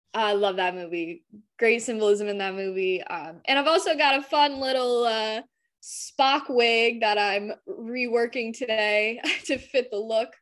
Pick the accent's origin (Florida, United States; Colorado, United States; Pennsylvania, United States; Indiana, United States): Florida, United States; Southwest; I'm from Southwest Florida